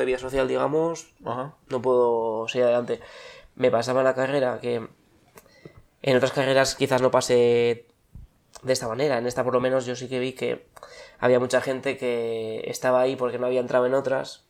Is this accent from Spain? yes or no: yes; Bilbao, Basque Country, Spain; moved away as an adult; also born or lived in Madrid; nací en Bilbao y aquí estoy. Aunque estuve una temporada afuera.